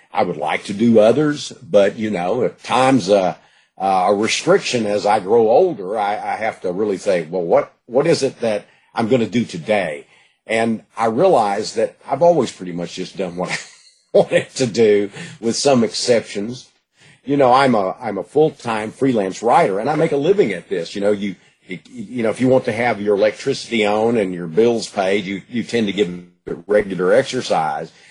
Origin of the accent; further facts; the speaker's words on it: Gladewater, Texas, United States; I was born in Gladewater